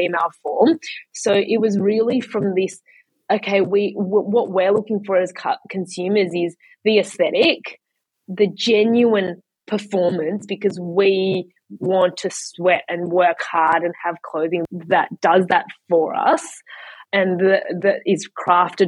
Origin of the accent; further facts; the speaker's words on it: Melbourne, Victoria, Australia; moved away as an adult; also born or lived in China; now in Sydney, Australia; I grew up in Kew.